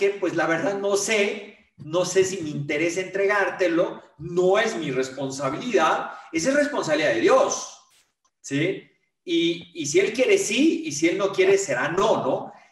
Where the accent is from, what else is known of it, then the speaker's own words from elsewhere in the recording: Mexico; also born or lived in United States; pero yo soy mexicano. Entonces, y, el lugar donde yo viví en muchos países, muchas ciudades, pero donde más he vivido en mi vida es México.